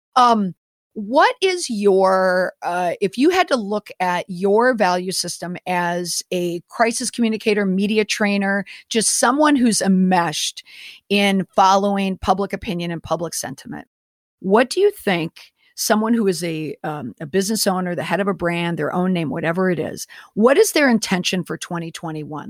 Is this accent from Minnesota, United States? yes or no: yes; Minneapolis–Saint Paul, Minnesota, United States; also born or lived in Washington, D.C.; I am from Minnesota. I'm from the Twin Cities.